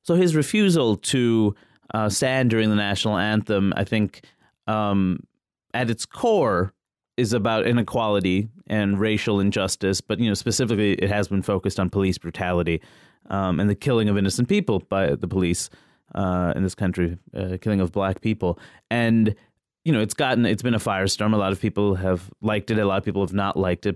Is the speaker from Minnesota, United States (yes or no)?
no; New York City, New York, United States; I'm from Queens